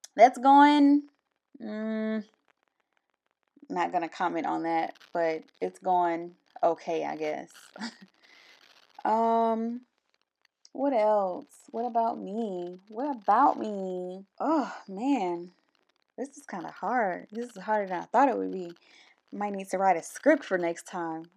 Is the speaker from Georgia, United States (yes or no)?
yes; Albany, Georgia, United States; moved away as an adult; also born or lived in Columbus, Georgia; I'm from, originally, I was born in Albany, Georgia